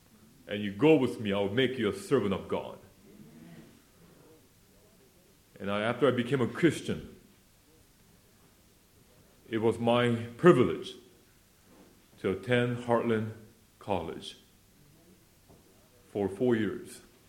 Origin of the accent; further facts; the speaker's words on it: South Korea; born there; I was born in Korea, 1968, so I'm almost 30 years old.